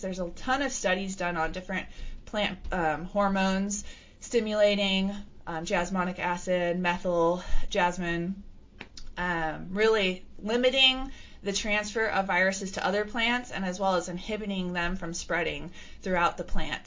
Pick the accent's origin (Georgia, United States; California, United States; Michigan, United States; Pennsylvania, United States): California, United States; I grew up in California